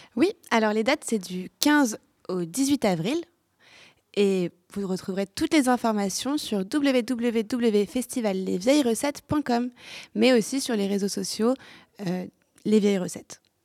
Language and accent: French; Lyon, Auvergne-Rhône-Alpes, France; je viens de Lyon